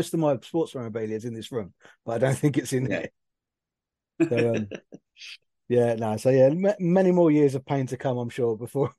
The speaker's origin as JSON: {"language": "English", "country": "United Kingdom", "said": "being a Brit Leaf"}